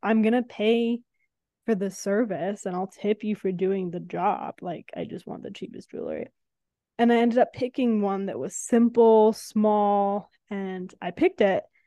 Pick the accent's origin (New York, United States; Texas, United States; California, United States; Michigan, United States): California, United States; San Francisco; now in Los Angeles, United States; we come from San Francisco